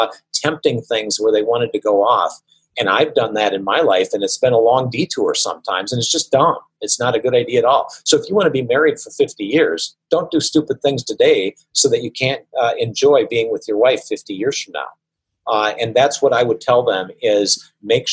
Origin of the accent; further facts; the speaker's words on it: Wisconsin, United States; I come from Wisconsin, where there's a lot of mosquitoes